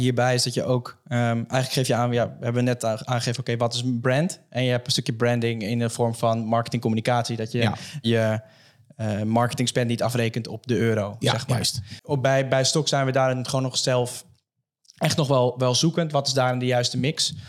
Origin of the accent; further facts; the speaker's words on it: Almere, Flevoland, Netherlands; ik kom zelf uit Almere